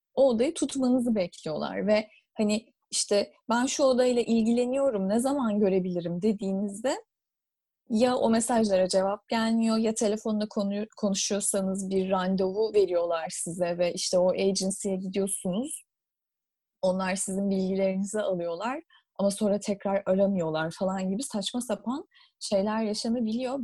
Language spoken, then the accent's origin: Turkish; Istanbul, Turkey; moved away as an adult; now in London, United Kingdom; ikimiz de İstanbul'da doğup büyüdük ve İstanbul'da okuduk üniversiteyi.